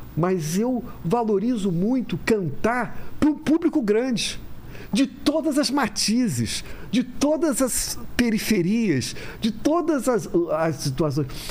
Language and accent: Portuguese; Rio de Janeiro, Brazil; eu sou carioca